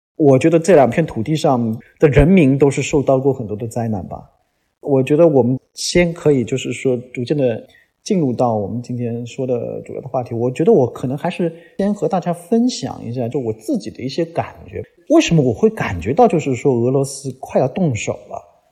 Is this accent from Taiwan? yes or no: no; China; 我们中国人是非常非常熟悉类似的历史的